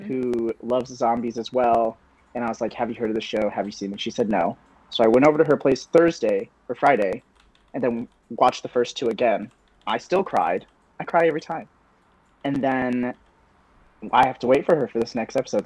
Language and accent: English; Kansas City, Missouri, United States; also born or lived in Southern California / Illinois; I'm from uh, Kansas City, Missouri. I used to lie about it. I used to tell people I was from Southern California because sure. I was born in SoCal